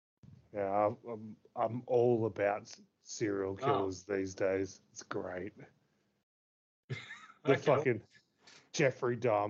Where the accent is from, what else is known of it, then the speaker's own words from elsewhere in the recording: United Kingdom; Lol, I'm British, so I'm kind of charming anyway.